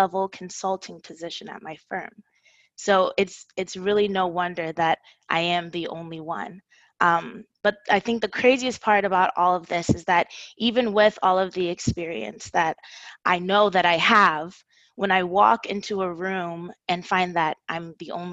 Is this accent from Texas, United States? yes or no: yes; Houston, Texas, United States; I was born in Houston